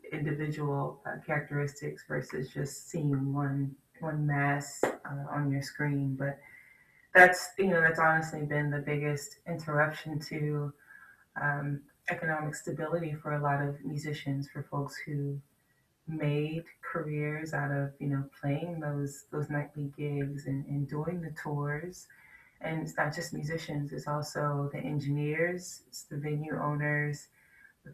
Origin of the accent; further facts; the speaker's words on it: Washington, District of Columbia, United States; I'm from Washington, D.C.